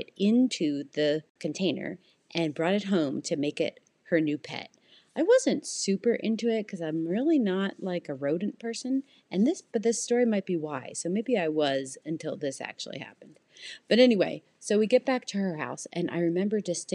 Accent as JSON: {"language": "English", "country": "Canada", "moved": "yes", "lives_now": "United States", "said": "I'm Canadian and we have a cottage in Canada"}